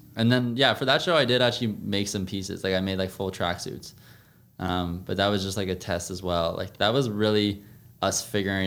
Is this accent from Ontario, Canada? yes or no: yes; Toronto, Ontario, Canada; Born and raised in Scarborough